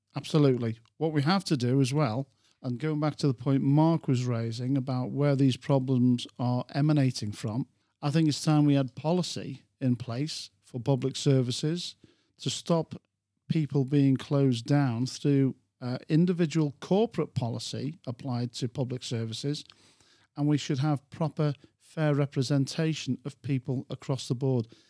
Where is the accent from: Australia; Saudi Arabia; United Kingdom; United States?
United Kingdom; England; I'm an Englishman